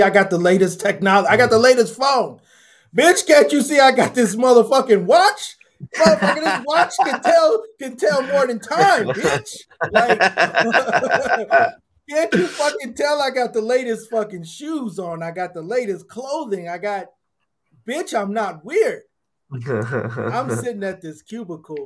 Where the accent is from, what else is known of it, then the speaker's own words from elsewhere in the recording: Minnesota, United States; I was brought up in Minnesota